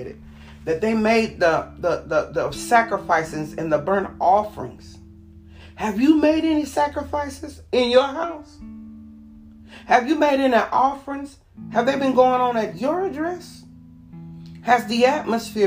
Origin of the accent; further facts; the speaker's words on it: Panama City, Florida, United States; I'm from Panama City.